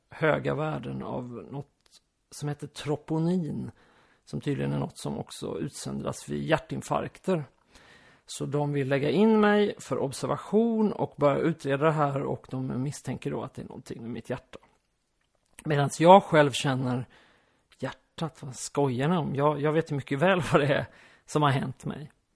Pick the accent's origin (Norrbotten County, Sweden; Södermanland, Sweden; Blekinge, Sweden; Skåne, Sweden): Skåne, Sweden; also born or lived in Västergötland / Aspudden, Stockholm; now in Stockholm, Sweden; Jag är uppvuxen i halva min uppväxt i Skåne och halva i Västergötland